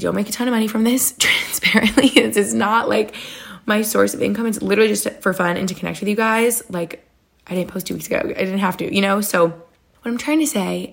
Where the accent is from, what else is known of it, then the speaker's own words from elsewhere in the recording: New York, United States; now in Cape Cod, United States; I'm from New York State where you have like all the seasons